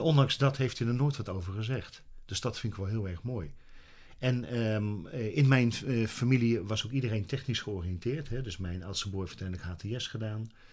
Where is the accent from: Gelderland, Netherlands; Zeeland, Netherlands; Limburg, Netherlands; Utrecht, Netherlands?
Utrecht, Netherlands; ik ben groot geworden in Utrecht